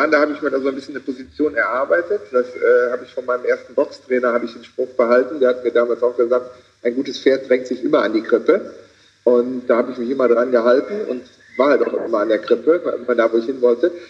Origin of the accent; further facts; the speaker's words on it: Rhineland, Germany; Ich wollte aus irgendwelchen Gründen als Rheinländer auch im Rheinland bleiben.